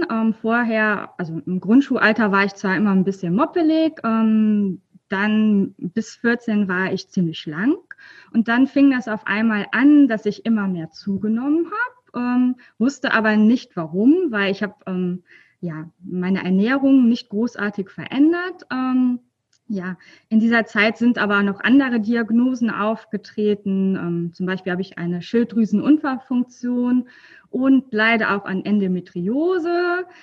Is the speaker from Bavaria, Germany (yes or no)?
no; North Rhine-Westphalia, Germany; ja, ich komme aus der Nähe von ähm, Köln.